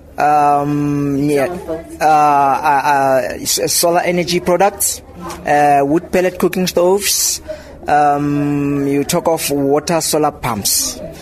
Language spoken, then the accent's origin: Afrikaans; Lengli, Free State, South Africa; Ek kom van Lengli af hier in die Vrystaat